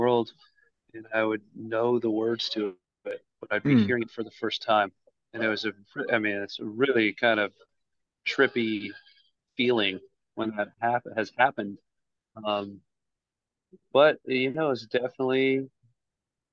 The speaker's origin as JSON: {"language": "English", "town": "Richmond", "region": "Virginia", "country": "United States", "tie": "born or raised there", "said": "I'm originally born and raised in Richmond, Virginia"}